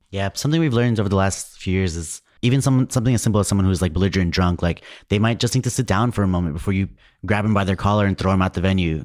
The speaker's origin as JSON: {"language": "English", "town": "New York City", "region": "New York", "country": "United States", "said": "I'm from New York"}